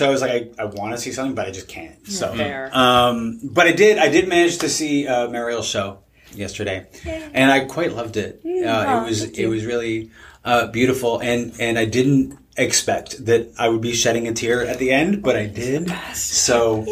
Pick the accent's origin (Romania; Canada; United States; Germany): Canada; Toronto, Ontario; I'm from Toronto